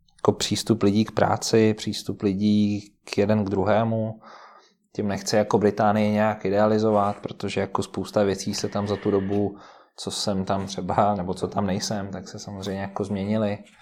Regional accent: Moravia, Czechia; moved away as an adult; also born or lived in United Kingdom; now in Czech Republic; já jsem vlastně jako z Moravy původem

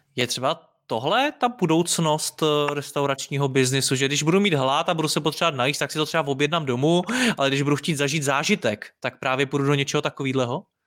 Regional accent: Prague, Czechia; jsem z Prahy

